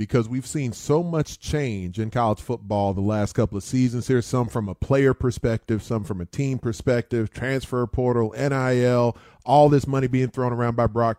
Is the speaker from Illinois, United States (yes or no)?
yes; Chicago, Illinois, United States; growing up in Chicago. It's not like a huge college sports-centric area.